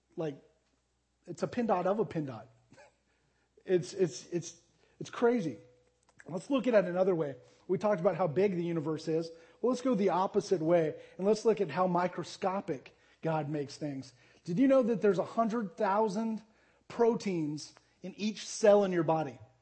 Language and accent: English; Arizona, United States; moved away as an adult; also born or lived in Jacksonville, Texas / Tulsa, Oklahoma; I grew up in Arizona.